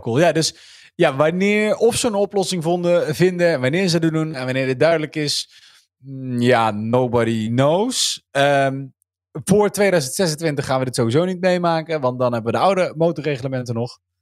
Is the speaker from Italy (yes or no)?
no; North Brabant, Netherlands; now in Gelderland, Netherlands; ik ben in Brabant geboren vriend en ik woon in Gelderland.